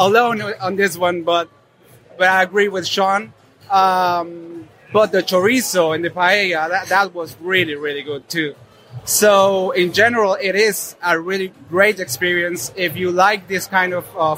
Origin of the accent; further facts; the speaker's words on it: Argentina; I'm from Argentina, and that country is known for its meat.